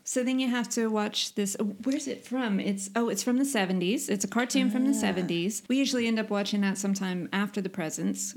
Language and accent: English; United States; now in Sweden; I'm the American